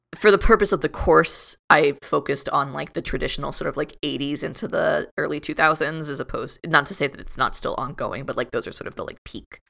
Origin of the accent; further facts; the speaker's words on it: South Florida, United States; moved away as an adult; I grew up in Florida, like Kathy said, I grew up in South Florida, which is very different from North Florida